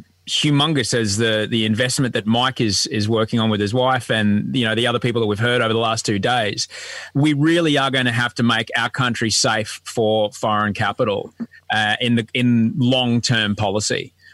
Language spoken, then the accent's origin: English; Australia; Hi, I'm from Australia.